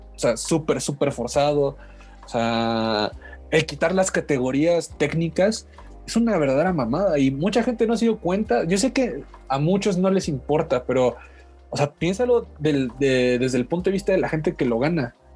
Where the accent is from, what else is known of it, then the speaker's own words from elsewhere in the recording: Mexico; mi país